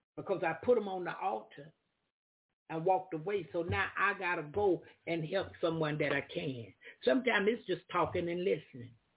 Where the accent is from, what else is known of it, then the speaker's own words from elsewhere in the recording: Florida, United States; I'm from the South. I'm from Florida in the United States of America. I'm from Florida